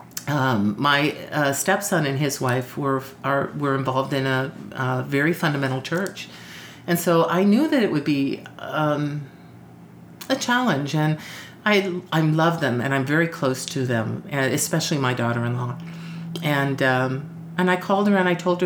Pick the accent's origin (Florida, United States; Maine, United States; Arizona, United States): Arizona, United States; moved away as an adult; also born or lived in San Antonio; I grew up in Arizona